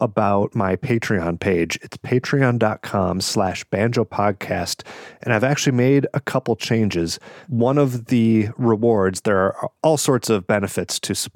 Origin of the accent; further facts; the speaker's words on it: Ferndale, Michigan, United States; Otis Supply, which is a venue in my hometown here in Ferndale, Michigan